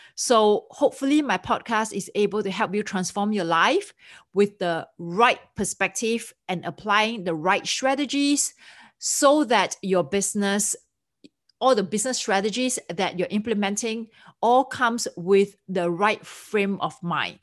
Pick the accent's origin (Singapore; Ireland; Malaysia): Singapore; moved away as an adult; also born or lived in Switzerland; now in United States; I'm originally from Singapore, and I came to United States permanently in two thousand four.